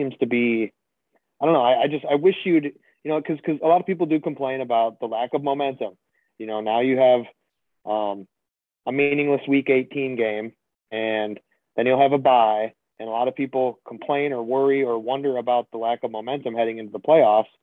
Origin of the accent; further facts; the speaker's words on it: Wisconsin, United States; growing up in Wisconsin in the winter, you know, it gets windy, it gets cold